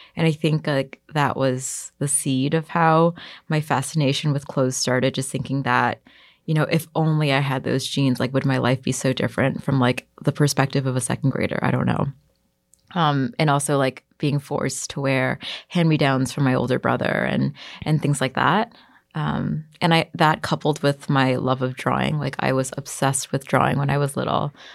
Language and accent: English; New York City, New York, United States; I grew up in Bayside, Queens, which is like a little suburb close to Long Island